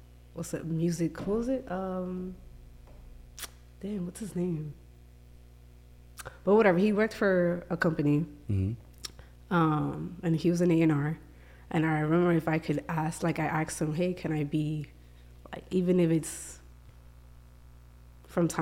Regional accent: New York, United States; moved away as an adult; now in Los Angeles, United States; I am a photographer from New York. I moved out here in LA 2019, February

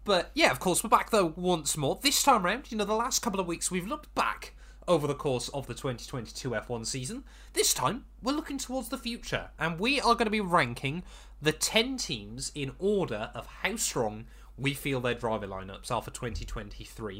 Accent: United Kingdom; as we're British

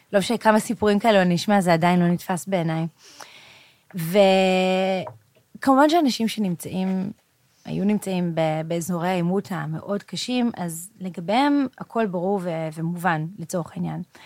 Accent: Israel; אנחנו ישראלים, גם אם נהיה במדינה שהיא איננה ישראל

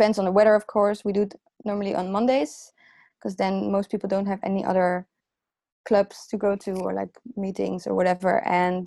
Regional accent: The Hague, South Holland, Netherlands; English is a second language; The Hague is my hometown

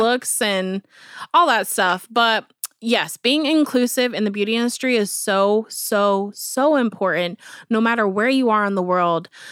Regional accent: Avon, Indiana, United States; I grew up in Avon, which is right beside Brownsburg

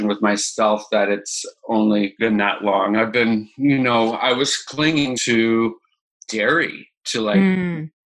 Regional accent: Boulder, Colorado, United States; I am born and raised in Boulder, Colorado

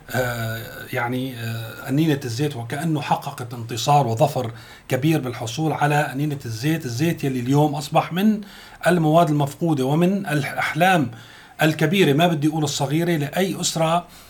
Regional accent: Syria; عندنا في سوريا

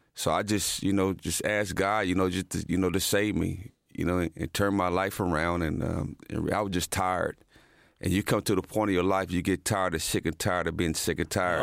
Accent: Muncie, Indiana, United States; moved away as an adult; also born or lived in Dallas, Texas; growing up in the Muncie-Anna home, my grandmother, uh, lived in Muncie-Anna homes

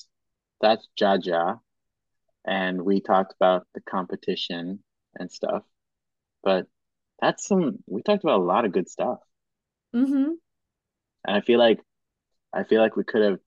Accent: Cameroon; moved away; also born or lived in Madagascar / Kenya; I was born in Madagascar, but I grew up in Cameroon and Kenya.

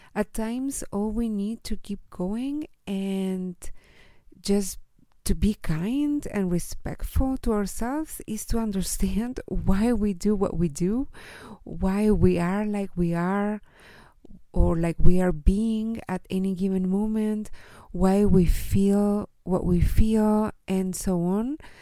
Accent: Chile; I am from Chile and I live here in Chile with my husband

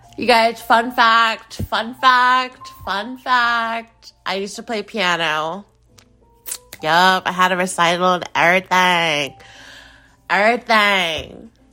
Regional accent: United States; in the United States, in the, in my home country

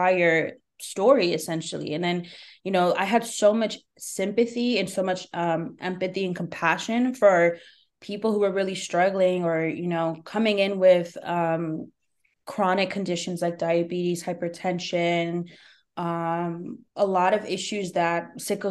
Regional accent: New Jersey, United States; also born or lived in New York; I was back in my hometown, but I was the stranger. Even though I was born and raised here

